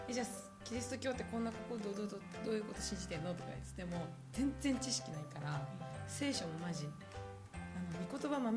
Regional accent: Tokyo, Japan; born there; also born or lived in Chiba / Saitama / Yokohama; 実は東京生まれからの千葉県住民で

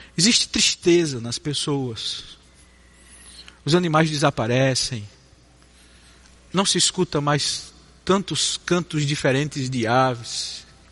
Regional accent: Campina Grande, Paraíba, Brazil; accent: nordestino; moved away; Eu nasci numa cidade chamada Campina Grande, na Paraíba

